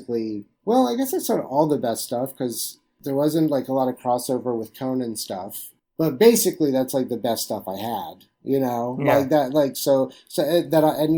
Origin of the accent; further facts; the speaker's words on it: Jacksonville, Florida, United States; I'm from Jacksonville, Florida